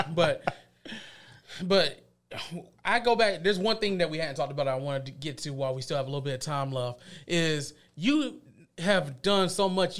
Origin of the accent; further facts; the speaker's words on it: Columbus, United States; I grew up in East Columbus